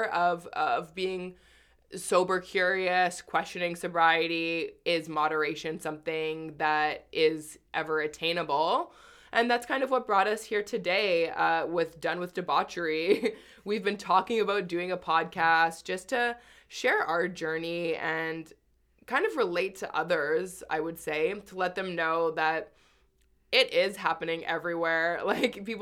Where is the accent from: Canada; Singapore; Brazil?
Canada; Winnipeg, Manitoba; now in Toronto, Canada; from Winnipeg, where I'm originally from.